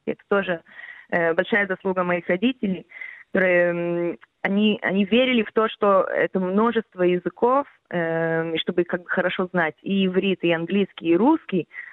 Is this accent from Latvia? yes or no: no; Israel; first language Russian; у меня как бы мой первый язык все равно как бы был русский, mm-hmm. и хоть я чуть-чуть иврита знала